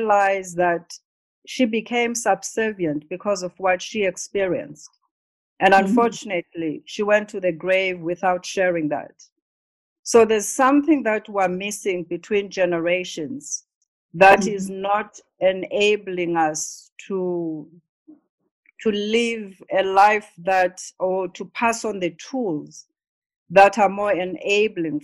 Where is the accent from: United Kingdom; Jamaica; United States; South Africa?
South Africa; we grew up in South Africa